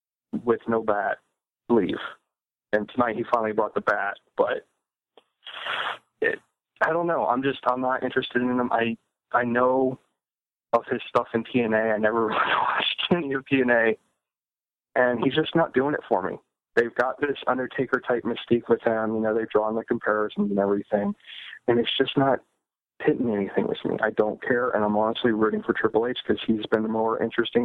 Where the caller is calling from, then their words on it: Ohio, United States; Hey, gentlemen … from Ohio.